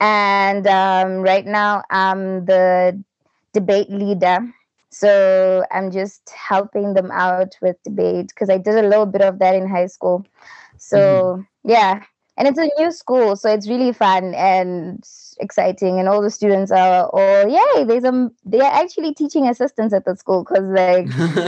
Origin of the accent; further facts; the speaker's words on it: Zimbabwe; I come from Zimbabwe. That's in Africa, Southern Africa. I'm dual ethnic, so I'm Ndebele and I'm Shona, which are two tribes that are here in Zimbabwe.